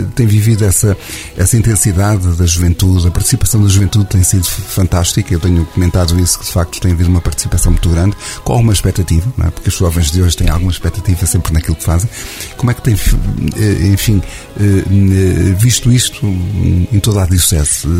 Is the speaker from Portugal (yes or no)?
yes; Portugal; nós portugueses